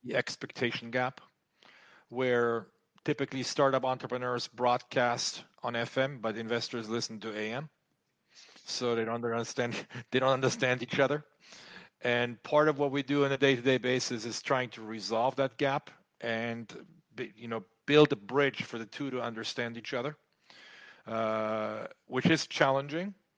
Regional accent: France; moved away as an adult; also born or lived in United States; I was growing up in France.

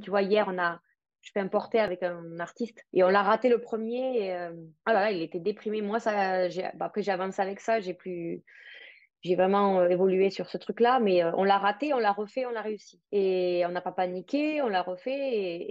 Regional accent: France; also born or lived in Paris; now in Spain; je suis française, mais je vis à l'étranger. Je suis basée en Espagne

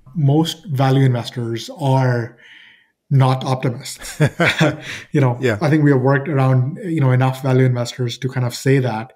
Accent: Toronto, Ontario, Canada; I'm from Toronto, Canada

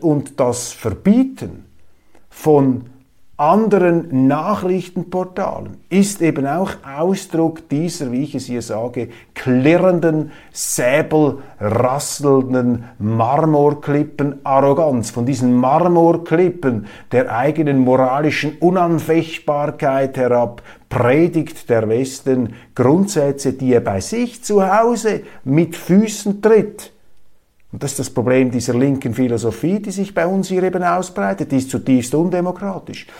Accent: Switzerland; Ich sehe sie als Schweizer

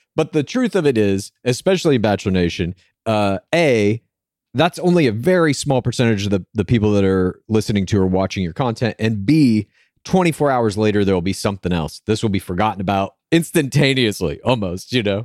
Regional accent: Dallas, Texas, United States; moved away; I'm from Dallas originally

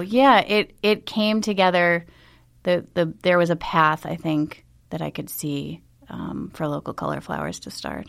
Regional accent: Buffalo, New York, United States; I grew up in Buffalo

